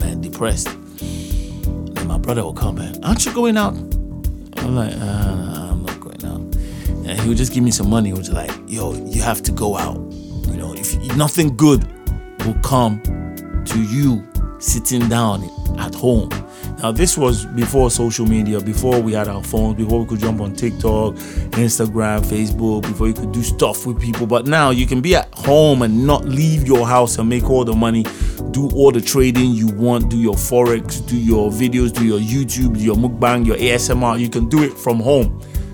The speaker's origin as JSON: {"language": "English", "region": "Lagos", "country": "Nigeria", "tie": "born or raised there", "also_born_or_lived": "London / Abuja", "said": "I was brought up in Lagos when we came back from London. We lived in Lagos, man. For most of my life, I've been in Lagos."}